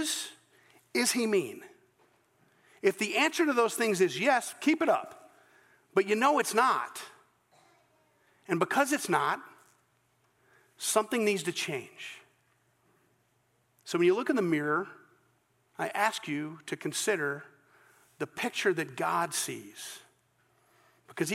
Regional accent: Scotland, United Kingdom; I'm Scottish

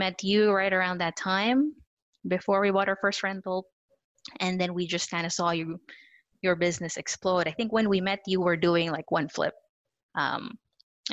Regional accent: Philippines; moved away; also born or lived in New Zealand; I had moved from New Zealand. I was born in the Philippines, moved to New Zealand, married Chris. So I moved here.

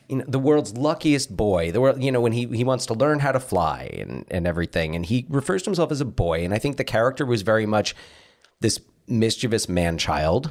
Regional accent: New Jersey, United States; moved away; also born or lived in Pacific Northwest; We're Pacific Northwesterners from New Jersey

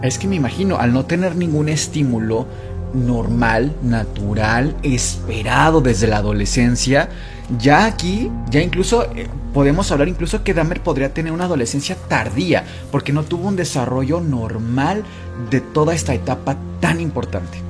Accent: Mexico; a nosotros como latinos, como mexicanos

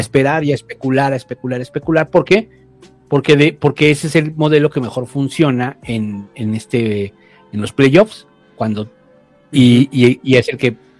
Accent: Mexico

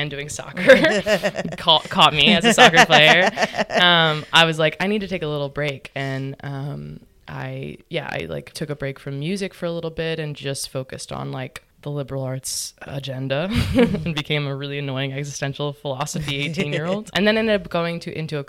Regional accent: New Orleans, Louisiana, United States; moved away as an adult; also born or lived in Brooklyn, New York; we were like kind of in like a pretty hippie commune of artist musicians growing up in Mid-City.

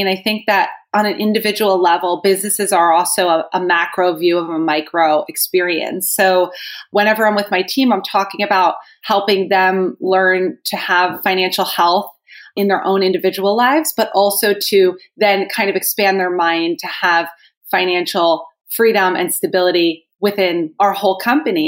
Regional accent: New Jersey, United States; I am from New Jersey, and I would say that I was very blessed in the sense that most of my childhood was filled with people who loved me

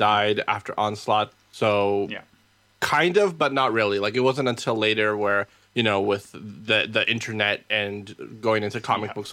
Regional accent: Peru; moved away; when I was still in Peru, living growing up in Peru

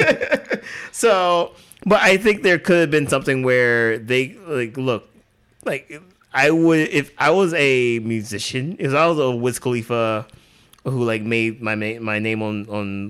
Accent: Alabama, United States; Growing up in Alabama, like, I didn't have that exposure

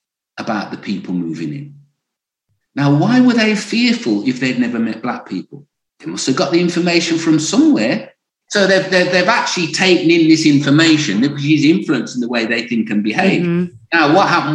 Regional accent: Birmingham, West Midlands, United Kingdom; I grew up in Birmingham

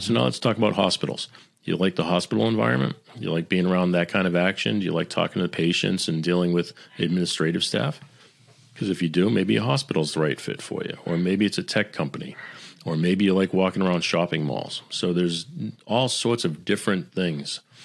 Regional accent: Boston, Massachusetts, United States; I'm, I'm Italian. I'm from Boston

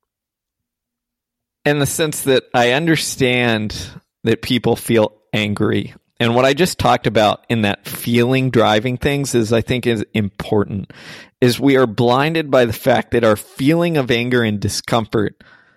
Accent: Texas, United States; I grew up in Texas

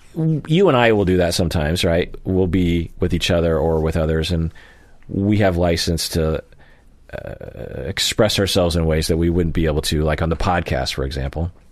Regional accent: Sammamish, Washington, United States; where I grew up in Sammamish

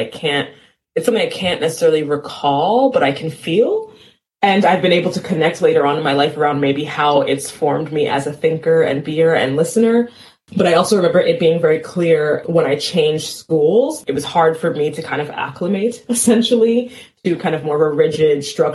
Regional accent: New York City, New York, United States; moved away; I was born in New York City, and I lived in a part of town called Cambria Heights, Queens, in my formative years

